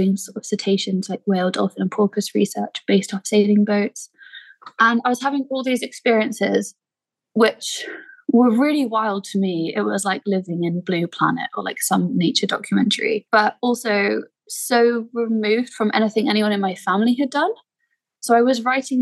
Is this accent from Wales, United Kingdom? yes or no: yes; Pembrokeshire, West Wales, United Kingdom; now in Dresden, Germany; I grew up in Pembrokeshire in West Wales, which is a peninsula